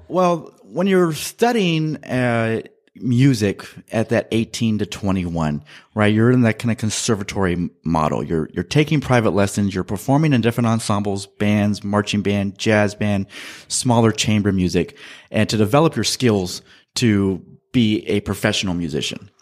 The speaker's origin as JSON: {"language": "English", "area": "Central Valley", "region": "California", "country": "United States", "tie": "born or raised there", "also_born_or_lived": "Manteca, California / Modesto, California / Fresno, California"}